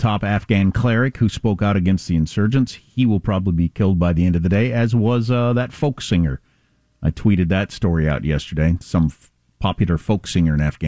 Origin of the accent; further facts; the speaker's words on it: Midwest, United States; moved away; growing up in the Midwest